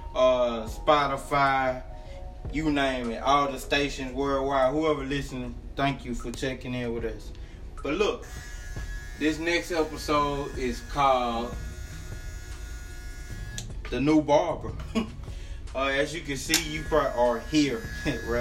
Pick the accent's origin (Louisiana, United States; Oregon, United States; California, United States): Louisiana, United States; also born or lived in Natchitoches, Louisiana; now in Texas, United States; I'm from Louisiana